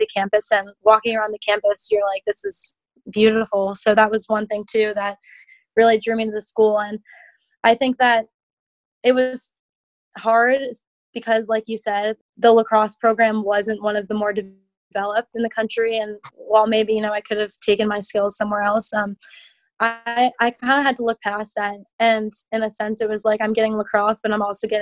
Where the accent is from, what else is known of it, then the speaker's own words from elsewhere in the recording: Alexandria, Virginia, United States; I'm from Alexandria, Virginia. I have had a lot of family, friends, and neighbors growing up